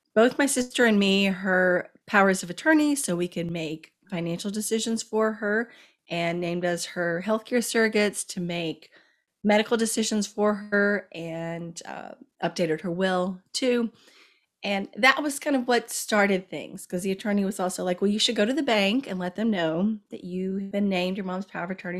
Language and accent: English; Kentucky, United States; moved away as an adult; also born or lived in Washington, D.C.; I'm from Kentucky and my mom was living in Kentucky